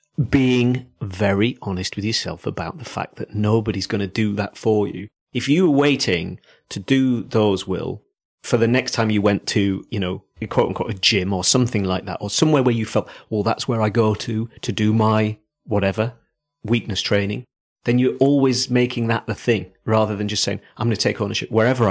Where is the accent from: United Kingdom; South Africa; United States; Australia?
South Africa; I'm not a Geordie. I'm from South Africa.